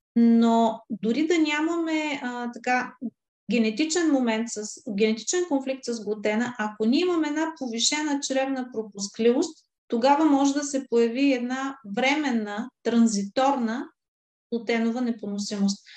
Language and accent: Bulgarian; Varna, Varna Province, Bulgaria; аз съм от Варна